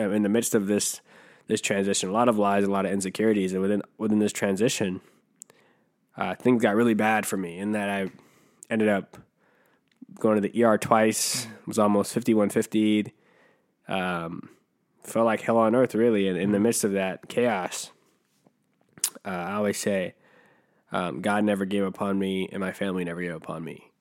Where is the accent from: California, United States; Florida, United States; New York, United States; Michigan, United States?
California, United States; Riverside; born or raised there; also born or lived in Jamaica